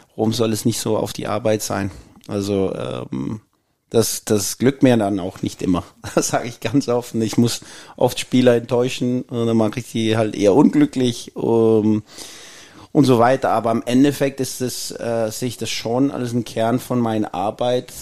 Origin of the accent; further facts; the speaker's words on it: Copenhagen, Capital Region of Denmark, Denmark; German is a second language; also born or lived in Jutland / Austria; now in Mainz, Germany; ich bin in Kopenhagen aufgewachsen